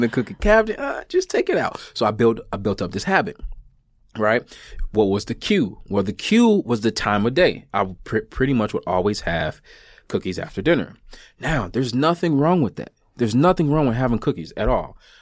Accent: United States; I'm an American

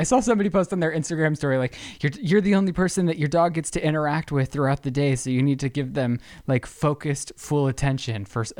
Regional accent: Utah, United States; accent: Utah; I'm from Utah.

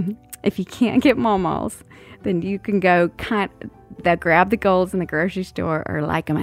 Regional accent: South Carolina, United States; Mama and at Christmas time in South Carolina because, you know, growing up in the South

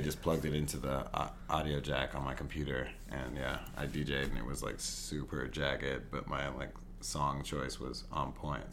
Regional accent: Los Angeles, California, United States; now in New York, United States; East East LA, LA, mm-hmm. like Whittier area

